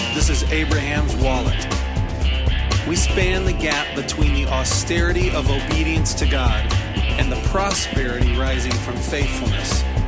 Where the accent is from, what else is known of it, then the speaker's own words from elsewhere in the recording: Houston, Texas, United States; moved away; We grew up together in Houston